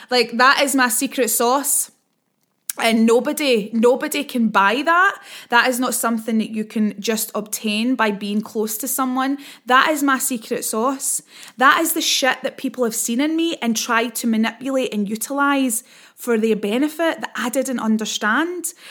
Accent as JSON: {"language": "English", "region": "Scotland", "country": "United Kingdom", "accent": "Scottish", "said": "I talk quite quickly and I'm also Scottish"}